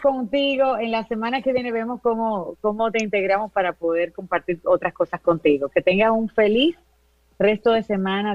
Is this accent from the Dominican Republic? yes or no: yes; Dominican Republic; todos somos dominicanos